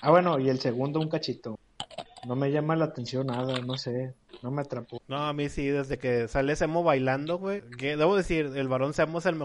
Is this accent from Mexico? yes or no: yes; Mexico City, Mexico; ¿De dónde eres? No, pues jefe, pues yo, yo de la Ciudad de México, jefe